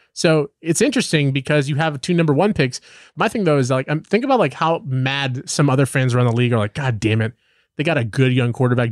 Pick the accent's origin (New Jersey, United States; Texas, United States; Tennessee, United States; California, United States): California, United States; Southern; I grew up in Southern California